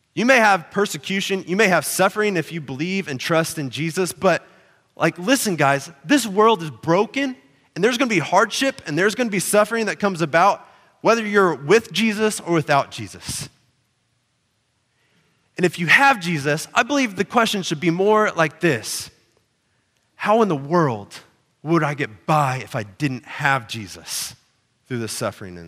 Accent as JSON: {"language": "English", "region": "Oklahoma", "country": "United States", "tie": "born or raised there", "said": "I grew up in Oklahoma"}